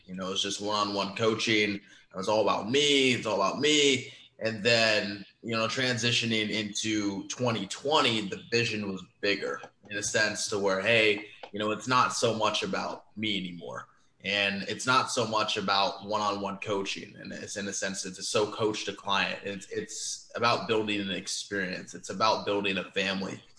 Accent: Omaha, Nebraska, United States; born and raised in Omaha, Nebraska

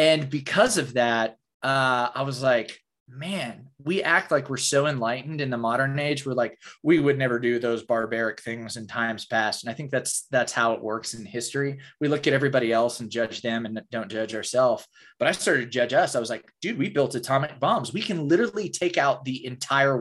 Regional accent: Oklahoma, United States; I grew up in Oklahoma in the buckle of the Bible Belt

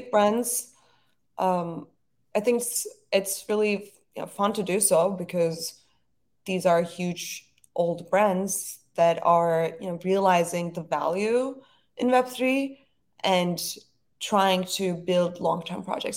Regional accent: Istanbul, Turkey; moved away as an adult; now in New York, United States; growing up in Istanbul was really amazing. It's a beautiful city. But I was happy to, I was happy to move to New York

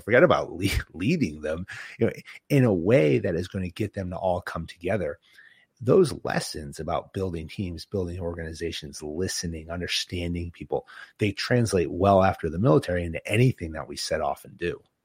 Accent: Boston, Massachusetts, United States; I'm from, I'm from Boston and New England

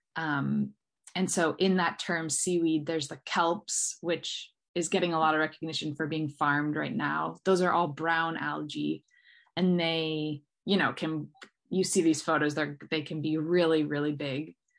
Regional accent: Southern California, United States; also born or lived in Bay Area, Northern California; I grew up down here in Southern California by the beach

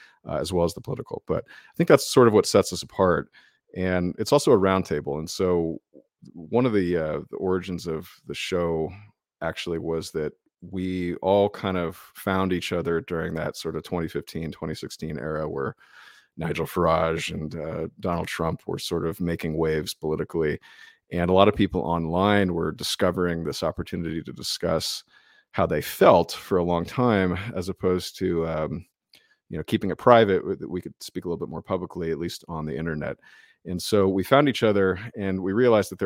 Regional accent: United States; we're American

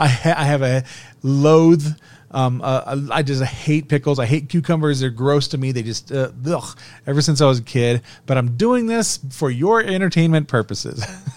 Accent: Germany; I grew up in part in, because my dad was in the army. I grew up in Germany.

